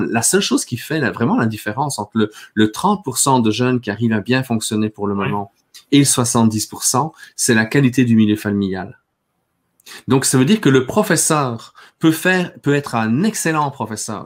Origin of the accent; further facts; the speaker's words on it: Belgium; moved away as an adult; also born or lived in Quebec; now in Canada; moi j'ai grandi en Belgique, hein. je suis arrivé ici quand euh, j'avais 24 euh, ans